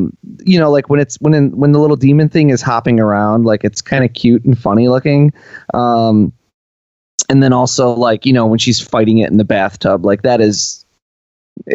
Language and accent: English; United States; as an American viewer